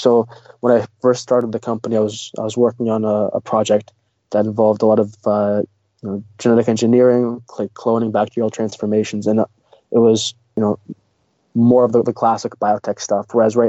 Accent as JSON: {"language": "English", "country": "Russia", "moved": "yes", "lives_now": "Canada", "said": "I mentioned that we came from Russia, so I'm an immigrant in Canada."}